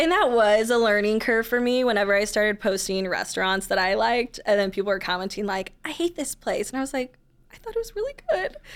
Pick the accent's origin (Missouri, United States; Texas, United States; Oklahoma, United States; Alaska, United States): Missouri, United States; St. Louis; also born or lived in Columbia, Missouri; I grew up in the county and then went to school not too far away and then came back after college